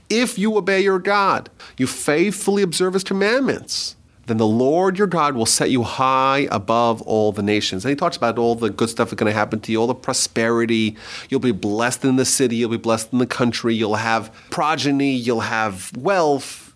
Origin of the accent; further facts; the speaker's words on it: United States; proud to be an American, an American citizen, love the country, best country for the Jews